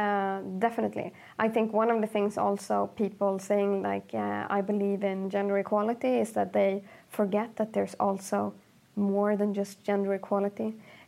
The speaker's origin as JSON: {"language": "English", "country": "Sweden", "tie": "born or raised there", "also_born_or_lived": "Egypt", "said": "Like growing up in Sweden for me was really tough. I wanted to move back to Egypt until I was 19 years old because I realized that the world in Egypt for me isn't as good as it would be in Sweden."}